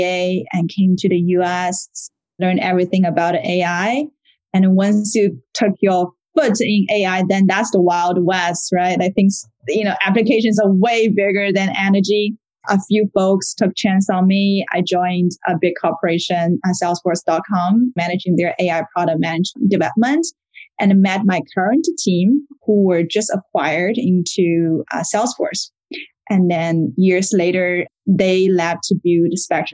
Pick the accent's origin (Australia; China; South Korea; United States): China; Shanghai; moved away as an adult; also born or lived in Paris, France; I was born in Shanghai, China, and I finished my bachelor degree earlier and moved to Paris in France